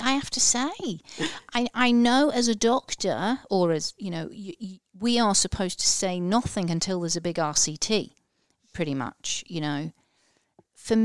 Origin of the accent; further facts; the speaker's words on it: Liverpool, North West England, United Kingdom; I'm a Scouser originally, so he's from Liverpool in England